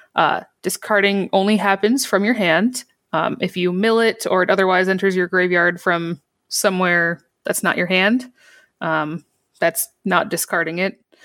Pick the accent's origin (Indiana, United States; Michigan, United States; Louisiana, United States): Michigan, United States; I grew up in Michigan